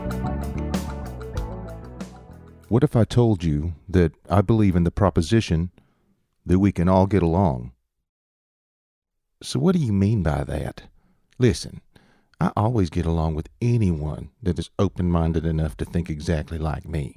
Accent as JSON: {"language": "English", "region": "the South", "country": "United States", "accent": "southern", "said": "my southern accent"}